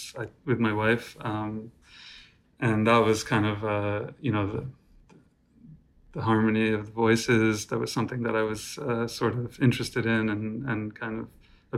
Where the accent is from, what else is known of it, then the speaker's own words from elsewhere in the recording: New York City, New York, United States; I'm calling from New York City, where I was born and raised and still live